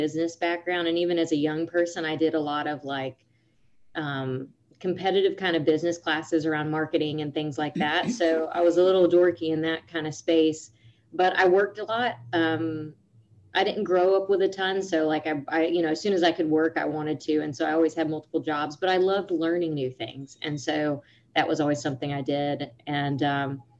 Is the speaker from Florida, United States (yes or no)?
yes; Panama City, Florida, United States; also born or lived in Grand Ridge, Florida; I'm from the Panama City area. I always say Panama City, but the Panama City area of Florida